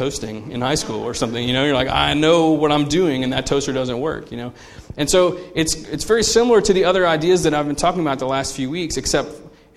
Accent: United States; we are conditioned as American consumers

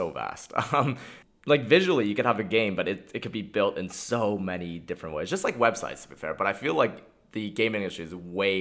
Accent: Montreal, Quebec, Canada; I'm from Montreal.

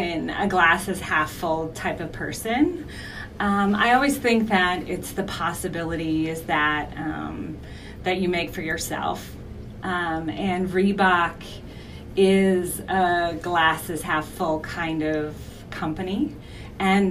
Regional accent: Milwaukee, Wisconsin, United States; moved away; I'm from Milwaukee originally, as you know, I haven't lived there in over 20 years, but I oftentimes lean into my Midwesternness

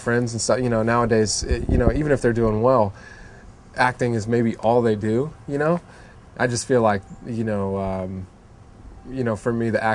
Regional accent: Florida, United States; moved away as an adult; now in Los Angeles, United States; where I grew up in Florida

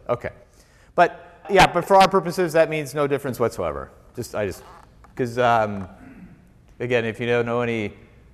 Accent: Wisconsin, United States; moved away; I was from Wisconsin.

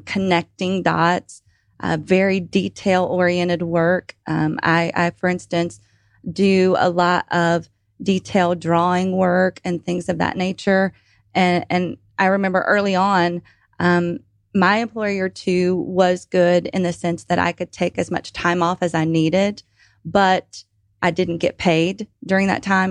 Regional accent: Atlanta, Georgia, United States; also born or lived in Lawrenceville, Georgia; originally from Atlanta, now residing outside of Lawrenceville, Georgia

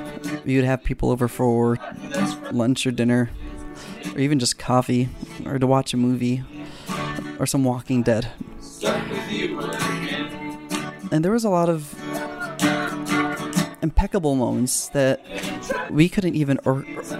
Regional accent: Philippines; moved away; also born or lived in California; For the most part of my life, I grew up in the Philippines and grew up with all my friends there. And then my family and I, we moved to California

